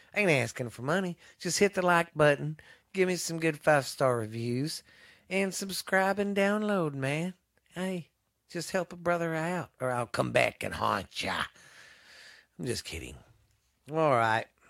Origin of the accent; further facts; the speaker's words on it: Mineral Wells, Texas, United States; the town I live in, my hometown of Mineral Wells